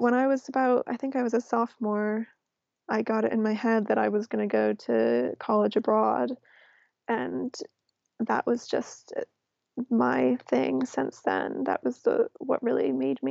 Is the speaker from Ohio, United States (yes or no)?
no; New York City, New York, United States; moved away as an adult; also born or lived in London; growing up in New York City